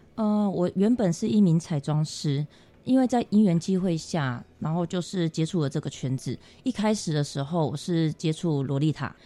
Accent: Taiwan; 我们台湾这边

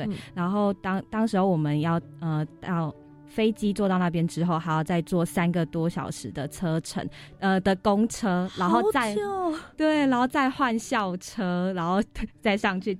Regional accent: Chiayi, Taiwan; 因为我本身我是嘉义人，然后住在平原，

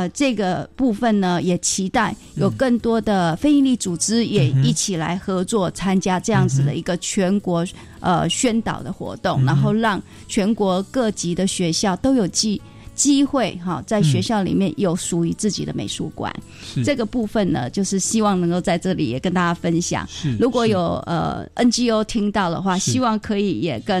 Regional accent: Taiwan; 其实我们台湾人是非常有爱心的

